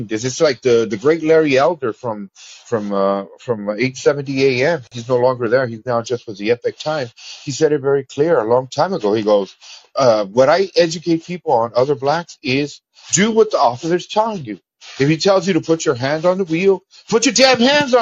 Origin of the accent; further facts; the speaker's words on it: Mexico; now in United States; I call out my Mexican people.